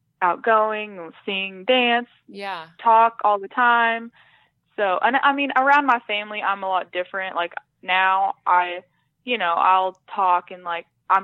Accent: Ada, Oklahoma, United States; Yeah, my dad was in the Air Force when I was little, so okay. We kind of moved around some, but we've lived in Ada probably, that's the town I'm from in right. Oklahoma. We've lived there most of my life, so yeah, we still live in the same town.

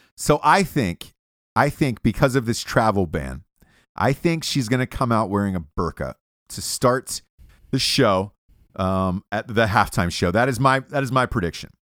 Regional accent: Atlanta, Georgia, United States; I'm from Atlanta, Georgia.

